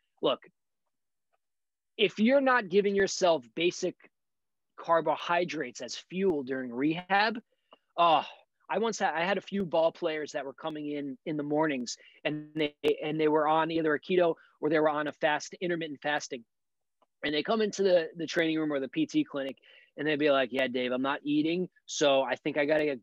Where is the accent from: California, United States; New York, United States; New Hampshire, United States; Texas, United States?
New York, United States; New York City; being a New Yorker from Brooklyn